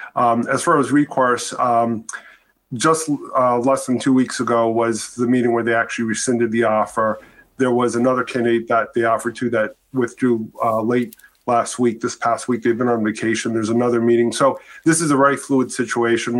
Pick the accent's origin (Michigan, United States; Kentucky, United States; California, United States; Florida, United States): Michigan, United States; Detroit; I grew up in Detroit